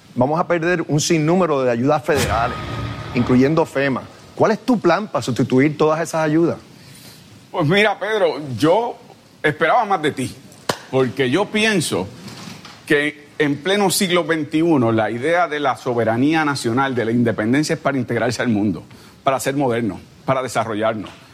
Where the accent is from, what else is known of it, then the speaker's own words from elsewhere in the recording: Puerto Rico; nosotros los puertorriqueños